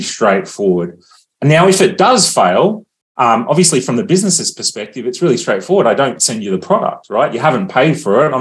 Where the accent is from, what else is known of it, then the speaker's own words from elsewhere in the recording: Australia; as an Australian